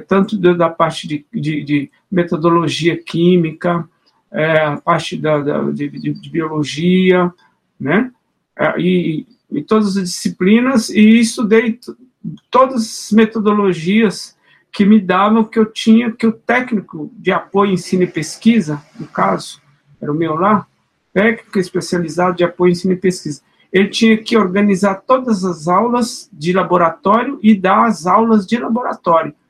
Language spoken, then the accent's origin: Portuguese; Minas Gerais, Brazil; moved away; also born or lived in São Paulo